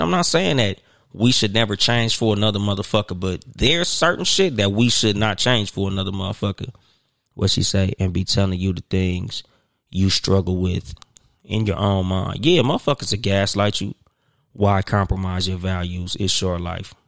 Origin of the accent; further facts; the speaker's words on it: Compton, California, United States; also born or lived in Pomona, California; I'm from Compton. Nigga, I moved from Compton to Pomona